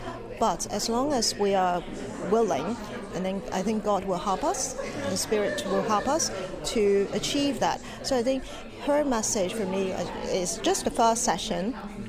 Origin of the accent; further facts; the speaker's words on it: Hong Kong; moved away as an adult; now in England, United Kingdom; I'm a newcomer, relatively newcomer to England. I came from Hong Kong 1.5 years ago.